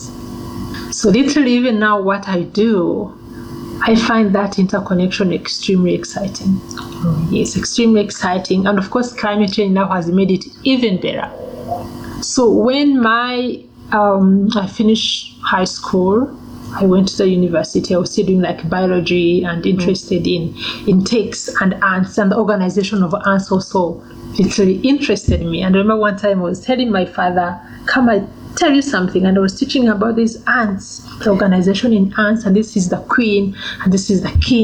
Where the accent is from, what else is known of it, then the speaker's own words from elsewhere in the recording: Uganda; also born or lived in Rwanda; now in Namibia; So I was born in Uganda. And we were living in this refugee camp.